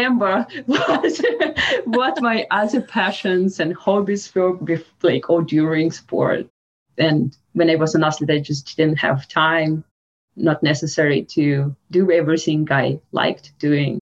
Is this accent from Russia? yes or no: yes; Russia; English is a second language; moved away as an adult; now in Canada; growing up in Russia, my childhood was in 19th in Russia